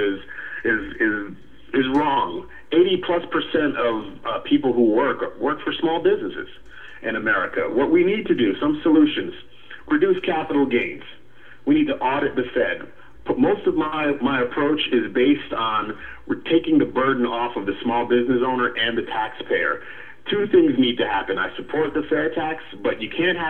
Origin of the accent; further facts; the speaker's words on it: Connecticut, United States; now in Atlanta, United States; Was born and raised in Connecticut